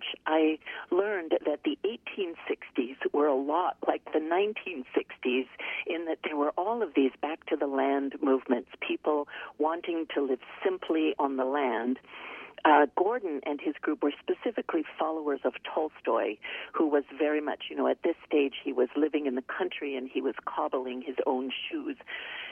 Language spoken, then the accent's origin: English; Canada; I grew up in Canada, but every summer we would visit New York